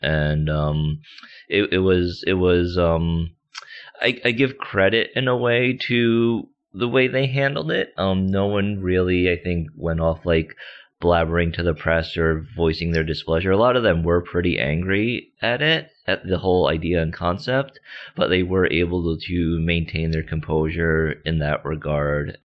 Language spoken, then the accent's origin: English; United States; also born or lived in South Korea; I was born in South Korea and then adopted when I was about three months old. So, uh, majority of my life, I grew up in the States in the New York, New Jersey area